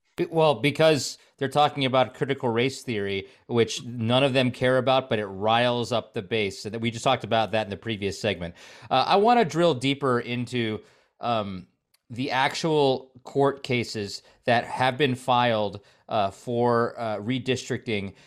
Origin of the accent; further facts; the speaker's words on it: United States; what I grew up with in America